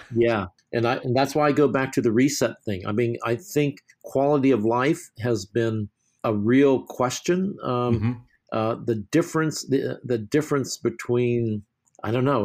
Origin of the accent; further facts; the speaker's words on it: New York, United States; moved away; I'm from New York